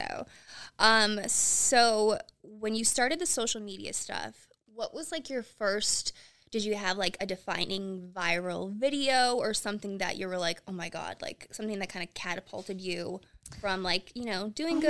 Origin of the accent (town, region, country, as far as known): Pennsylvania, United States